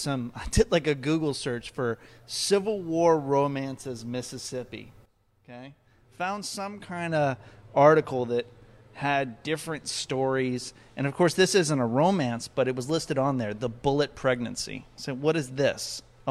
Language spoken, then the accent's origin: English; Comoros; also born or lived in Ecuador; I was born in Ecuador, and I grew up in a place called the Comoro Islands, which is off the east coast of Africa.